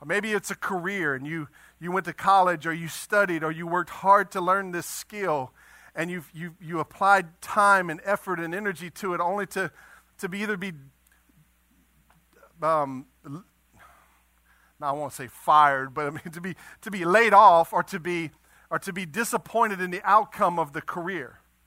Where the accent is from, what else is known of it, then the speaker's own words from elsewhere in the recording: Eunice, Louisiana, United States; I'm from Eunice